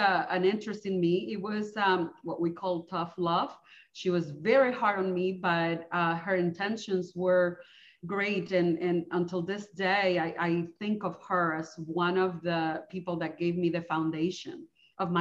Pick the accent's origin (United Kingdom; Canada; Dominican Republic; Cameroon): Dominican Republic; moved away as an adult; now in United States; I am originally from the Dominican Republic.